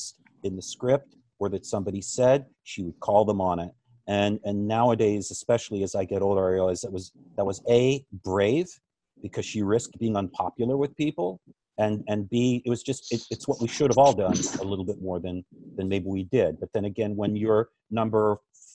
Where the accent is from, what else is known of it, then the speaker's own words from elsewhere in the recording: West Virginia, United States; I grew up in West Virginia in the 1970s.